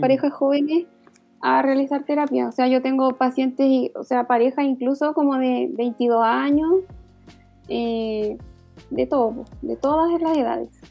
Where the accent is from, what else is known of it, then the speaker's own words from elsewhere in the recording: Valdivia, Los Ríos, Chile; moved away as an adult; now in Santiago, Chile; soy de Valdivia, del sur, eh, vivo acá en Santiago hace unos años